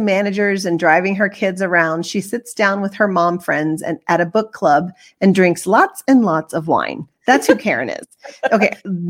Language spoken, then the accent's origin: English; the South, United States; accent: Southern; Like I used my little Southern accent and it was really funny.